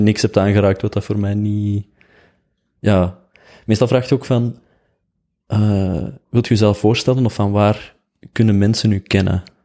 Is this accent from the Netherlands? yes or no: no; Oelegem, Flanders, Belgium; ik kom uit Oelichem.